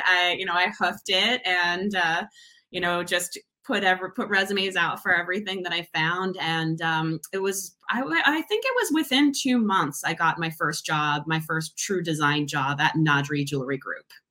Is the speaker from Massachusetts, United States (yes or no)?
yes; Massachusetts, United States; moved away as an adult; also born or lived in Providence, Rhode Island; now in Seattle, United States; I was born and raised in Massachusetts, not too far from Boston